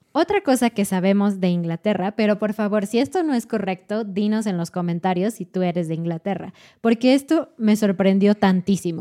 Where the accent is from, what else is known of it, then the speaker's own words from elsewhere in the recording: Mexico; como mexicana